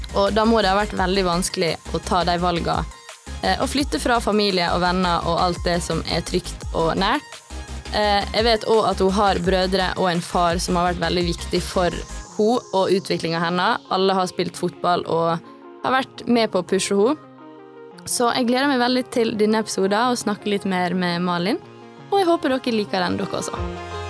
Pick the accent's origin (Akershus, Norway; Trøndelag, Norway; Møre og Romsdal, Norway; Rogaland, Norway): Møre og Romsdal, Norway; Ålesund; Vi har jo på en måte vokst opp eh, på samme sted. Vi er begge fra Spjelkavik.